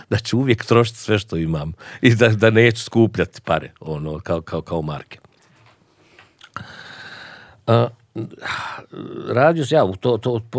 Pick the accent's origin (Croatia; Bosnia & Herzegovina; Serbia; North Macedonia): Bosnia & Herzegovina; Sarajevo, Federation of Bosnia and Herzegovina; moved away as an adult; also born or lived in United States; I ja odlučim da ostanem da živim u Sarajevu, ali da radim negdje drugo.